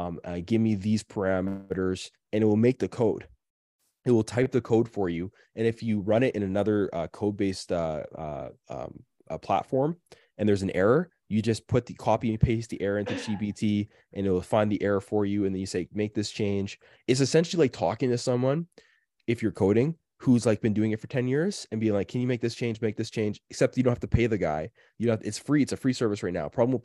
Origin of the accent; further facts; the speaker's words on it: Canada; I'm sorry. I'm so Canadian. I can't even help it anymore.